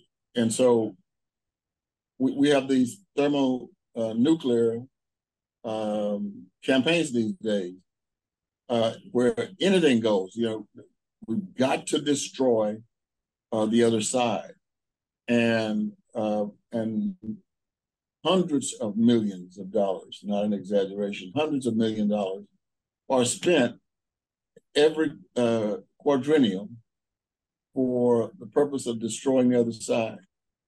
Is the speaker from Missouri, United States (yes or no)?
yes; Kansas City, Missouri, United States; I know people in my hometown in Kansas City who get up in the morning, get some coffee.